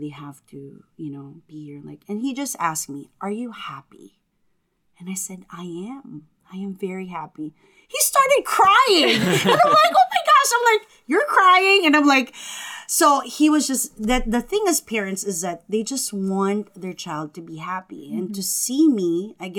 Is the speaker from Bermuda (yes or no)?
no; Philippines; English is a second language; moved away; as a Filipino family, they're very devoted to the Blessed Mother and Jesus